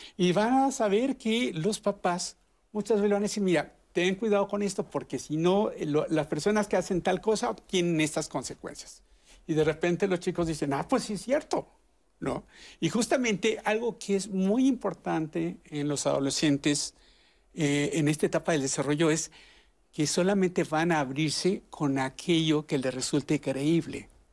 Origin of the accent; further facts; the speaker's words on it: Mexico; en México tenemos